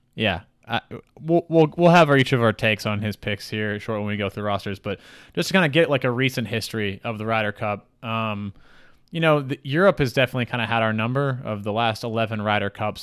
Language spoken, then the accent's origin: English; United States; We're all from the United States. We're all American citizens.